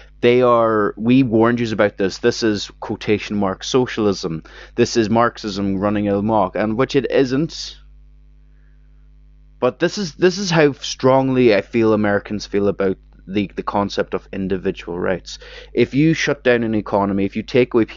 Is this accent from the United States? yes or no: no; Ireland; me as an Irish person